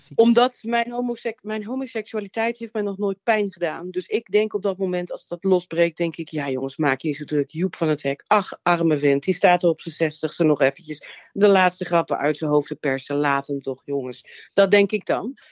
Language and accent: Dutch; Nuland, North Brabant, Netherlands; Ik kom uit het Nuland, uit een klein dorp